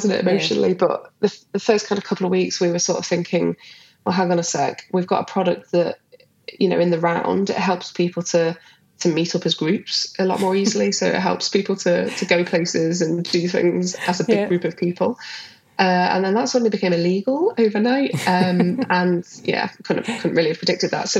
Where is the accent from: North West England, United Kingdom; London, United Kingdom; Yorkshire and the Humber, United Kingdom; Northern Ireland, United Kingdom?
North West England, United Kingdom; Liverpool; where I grew up in Liverpool